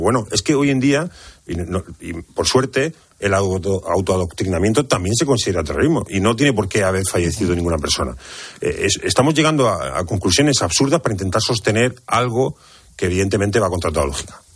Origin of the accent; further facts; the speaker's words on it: Cartagena, Region of Murcia, Spain; yo que soy de Cartagena, que, que vivo en el epicentro de la huerta de Europa